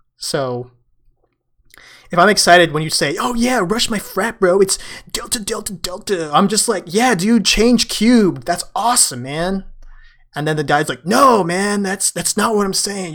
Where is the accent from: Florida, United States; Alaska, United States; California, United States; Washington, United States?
California, United States; San Francisco; San Francisco, my hometown.